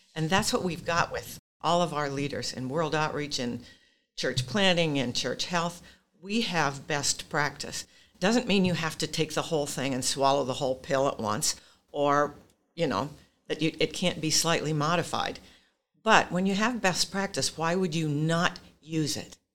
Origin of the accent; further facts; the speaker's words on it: Pacific Northwest, United States; I'm from the Pacific Northwest